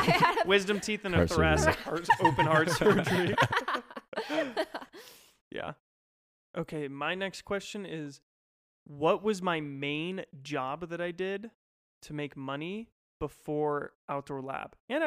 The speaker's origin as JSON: {"language": "English", "region": "Idaho", "country": "United States", "tie": "born there", "also_born_or_lived": "California / Minnesota / Colorado", "said": "Born in Idaho, not Montana. That's where my dad's family's from."}